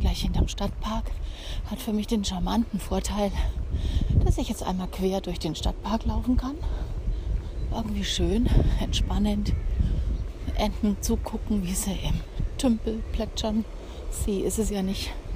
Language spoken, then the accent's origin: German; Nuremberg, Bavaria, Germany; Ein Großteil kenne ich natürlich als Nürnbergerin